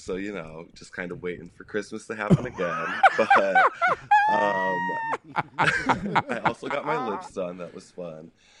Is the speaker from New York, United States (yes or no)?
no; Chicago, Illinois, United States; Born and raised in Chicago.